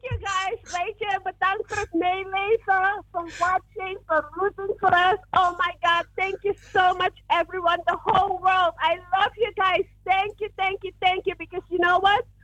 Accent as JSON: {"language": "Dutch", "region": "New York", "country": "United States", "said": "Zo, ik, eh, ik woon, ik ben van New York, maar ik ben eh, even in Texas aan het werken."}